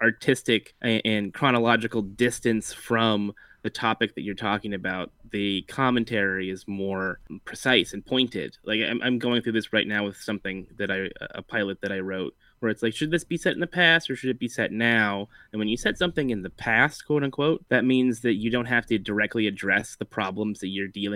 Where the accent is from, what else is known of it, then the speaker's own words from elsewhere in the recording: Merced, California, United States; I'm from Merced